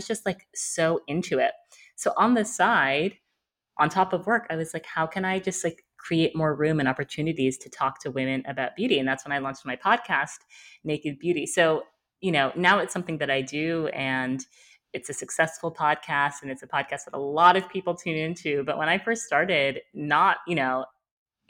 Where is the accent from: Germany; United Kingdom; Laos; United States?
United States; New York; I'm based in New York. I'm from New York.